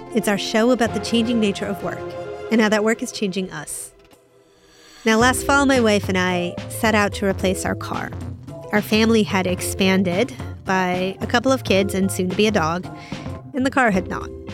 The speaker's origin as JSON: {"language": "English", "country": "United States", "said": "I'm an American"}